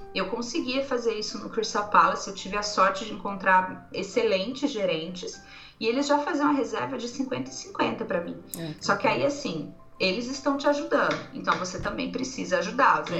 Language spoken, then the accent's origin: Portuguese; Brazil; Sou do Brasil